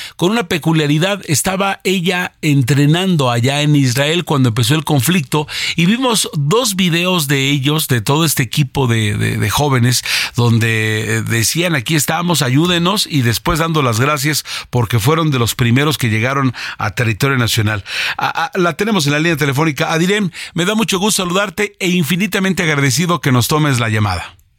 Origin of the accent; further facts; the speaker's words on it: Mexico; Yo soy el mexicano de los raros que me como un taco